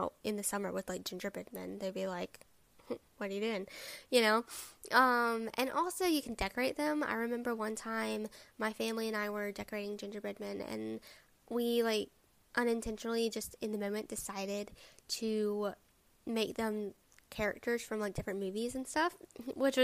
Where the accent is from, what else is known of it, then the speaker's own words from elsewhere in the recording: the South, Alabama, United States; I am from the South. I live in Alabama